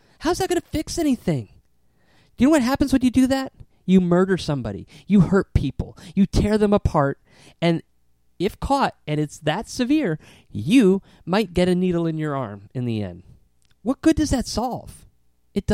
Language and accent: English; Southington, Connecticut, United States; growing up in Southington, Connecticut, they used to have this green, and we used to have the Apple Festival